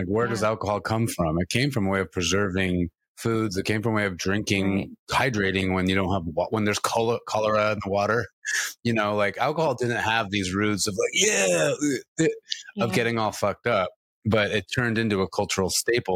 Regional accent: California, United States; I'm from California

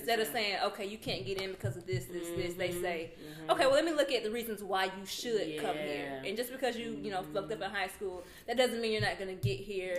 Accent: Atlanta, Georgia, United States; nah, I'm from Atlanta.

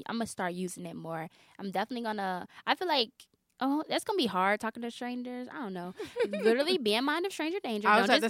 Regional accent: Chicago, Illinois, United States; actually, I'm going to start doing that because I fly so much because I'm from Chicago.

